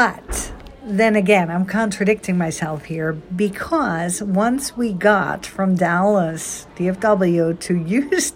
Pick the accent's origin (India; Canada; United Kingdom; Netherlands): Netherlands; now in United States; I was born and raised in Holland